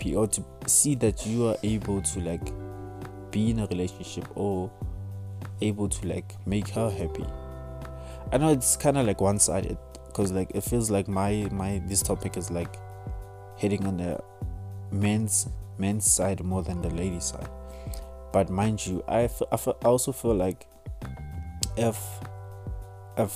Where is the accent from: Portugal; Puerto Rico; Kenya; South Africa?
South Africa; as a South African